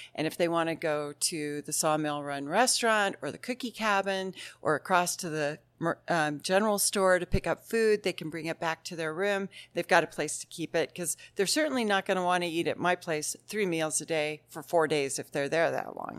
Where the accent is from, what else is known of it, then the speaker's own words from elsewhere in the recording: Mount Lemmon, Arizona, United States; also born or lived in Tucson; We'd say, "Mount Lemon." And they'd say, "Really? Where do you go to school?" And we'd say, "Well, we live on the mountain, but we drive to Tucson Monday through Friday. We live in town just to go to school."